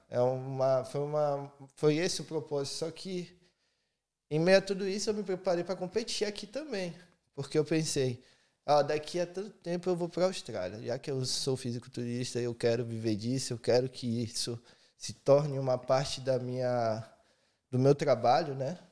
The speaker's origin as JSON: {"language": "Portuguese", "region": "Bahia", "country": "Brazil", "tie": "born or raised there", "also_born_or_lived": "Cuiabá, Mato Grosso / Presidente Prudente, São Paulo", "said": "eu fui para Bahia. Isso eu era a terceira série, acho que eu tinha uns 11 anos"}